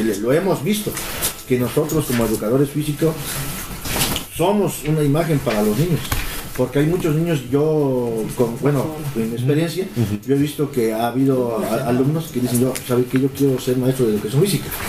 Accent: Oaxaca, Mexico; nosotros los oaxaqueños

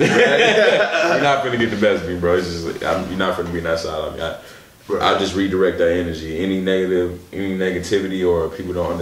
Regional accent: Milwaukee, Wisconsin, United States; growing up in Milwaukee

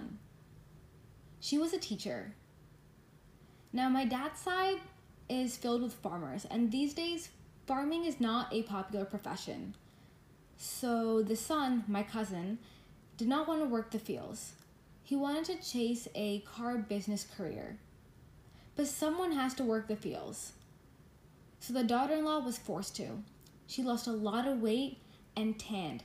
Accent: United States; Growing up in America

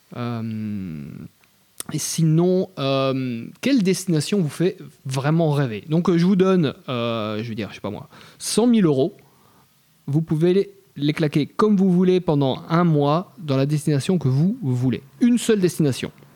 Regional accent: Belgium; je suis belge, mais on est vraiment un peuple sympa

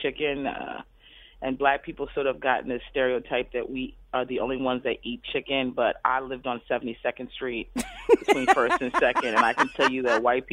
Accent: Aberdeen, Maryland, United States; born or raised there; moved away; also born or lived in Baltimore, Maryland

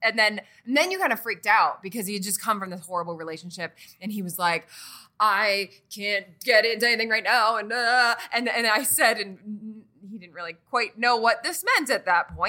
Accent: Massachusetts, United States; moved away; we're both from the East Coast, we're both going to be going home for Christmas. And I was going to Massachusetts

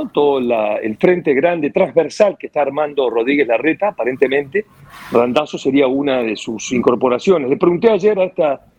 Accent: Madrid, Community of Madrid, Spain; born there; no te olvides que yo nací en España, Madrid.

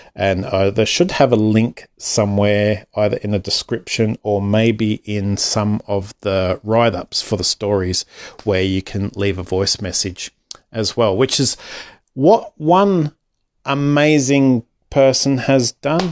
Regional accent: Australia; otherwise known as …

